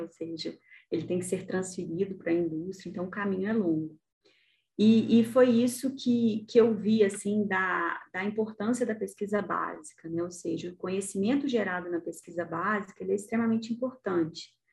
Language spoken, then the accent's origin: Portuguese; Brazil; also born or lived in Italy; eu era a única estrangeira, né? E, e vinha de um país em desenvolvimento